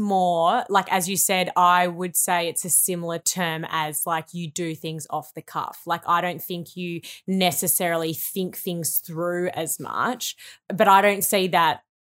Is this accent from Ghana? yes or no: no; Melbourne, Victoria, Australia; Okay, so we both grew up in Victoria. I grew up in the Bayside area. So I lived in like Hampton, Sandringham and Brighton during my school years.